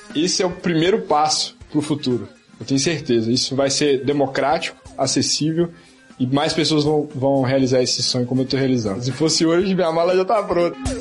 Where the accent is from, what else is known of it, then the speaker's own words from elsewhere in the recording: Brazil; also born or lived in Belo Horizonte; Eu, como brasileiro